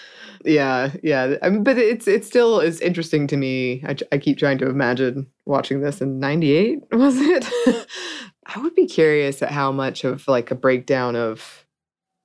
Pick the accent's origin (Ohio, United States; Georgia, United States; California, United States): Georgia, United States; Gainesville; also born or lived in Dawsonville, Georgia; Mine was Gainesville, Georgia, and then Dawsonville, Georgia.